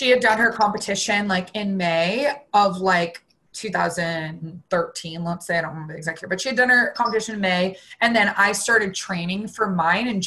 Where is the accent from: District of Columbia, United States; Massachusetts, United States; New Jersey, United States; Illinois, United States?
Massachusetts, United States; Boston; I grew up in Boston